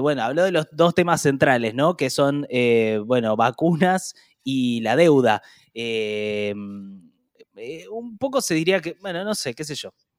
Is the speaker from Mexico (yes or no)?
no; Argentina; como argentinos